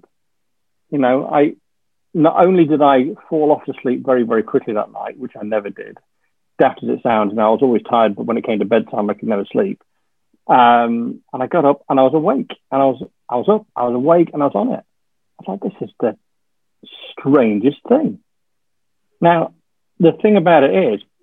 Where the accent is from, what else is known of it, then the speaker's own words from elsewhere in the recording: Yorkshire and the Humber, United Kingdom; also born or lived in Yeovil; now in Bournemouth, United Kingdom; I'm a Yorkshireman